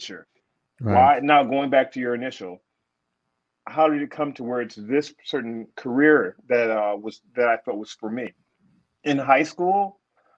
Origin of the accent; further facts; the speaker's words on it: Detroit, Michigan, United States; moved away as an adult; now in New York, United States; I grew up in Detroit